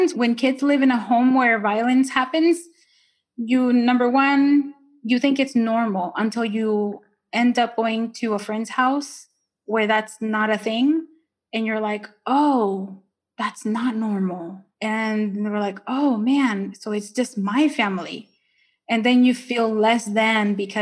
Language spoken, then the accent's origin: English; Ontario, California, United States; English is a second language; moved away as an adult; also born or lived in Nicaragua; now in Maryland, United States; I grew up in Ontario or Ontario.